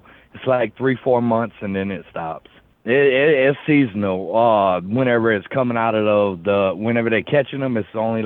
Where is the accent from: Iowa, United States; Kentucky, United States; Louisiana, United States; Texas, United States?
Louisiana, United States; Houma; I'm from Houma, Louisiana, like an hour and a half south of New Orleans